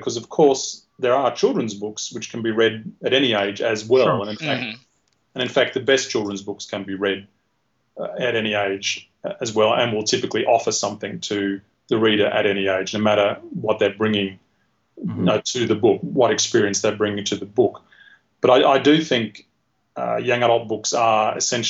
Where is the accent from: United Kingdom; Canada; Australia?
Australia; being Australian